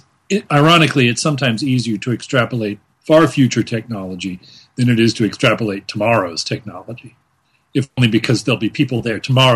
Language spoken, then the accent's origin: English; Louisiana, United States; I grew up in Louisiana, which means one of the local heroes that we learned about in history class was our local pirate, Jean Lafitte